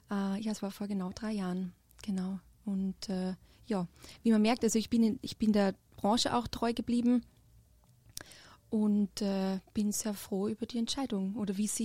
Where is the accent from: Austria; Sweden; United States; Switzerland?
Austria; Ähm, also wie ihr hören könnt, ich bin äh, nicht aus Deutschland, ich komme aus Österreich und habe äh, dort eine berufsbildende Schule gemacht, äh, mit Schwerpunkt Tourismus auch.